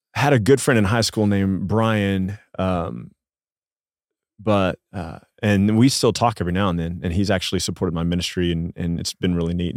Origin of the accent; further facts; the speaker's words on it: Midland, Texas, United States; I grew up in Midland, Texas